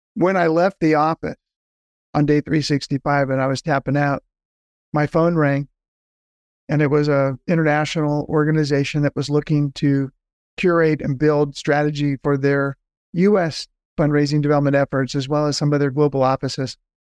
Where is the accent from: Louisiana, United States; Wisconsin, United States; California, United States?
California, United States; Southern; moved away as an adult; now in Atlanta, United States; born and raised in Southern California